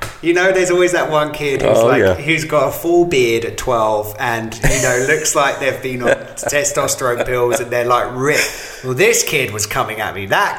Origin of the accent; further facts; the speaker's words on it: England, United Kingdom; The same as I grew up in England, guns don't exist.